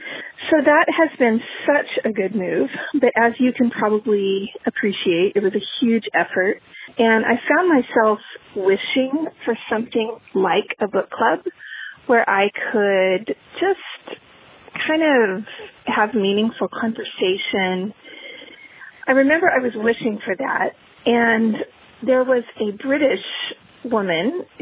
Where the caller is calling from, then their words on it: Maitland, New South Wales, Australia; I'm calling from Maitland, New South Wales, Australia.